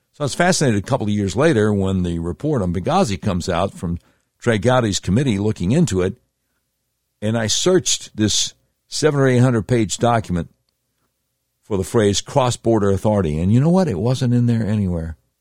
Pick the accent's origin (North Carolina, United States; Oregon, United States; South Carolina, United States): North Carolina, United States; Charlotte; my hometown of Charlotte, North Carolina